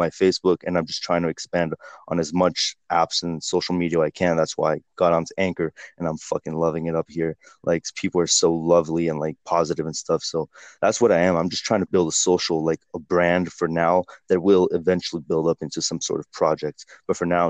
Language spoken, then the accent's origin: English; Costa Rica; moved away; I grew up in Costa Rica from the age of 4, and we went to like a really incredible school over there, an American school, which is why I speak English like this